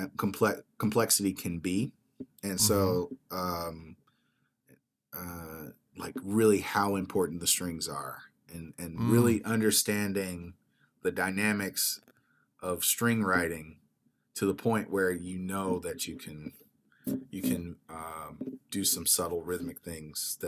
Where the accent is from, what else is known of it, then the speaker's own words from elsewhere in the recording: United States; I'm an American composer